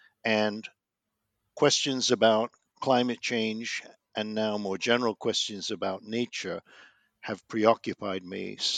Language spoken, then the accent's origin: English; London, United Kingdom; I grew up in London, the child of Jewish refugees from Vienna who fled in 1938. I was born in 1948, and I summered in the Lake District in the 1950s